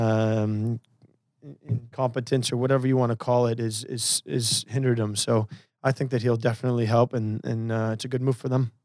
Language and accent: English; Portland, Oregon, United States; I'm from Portland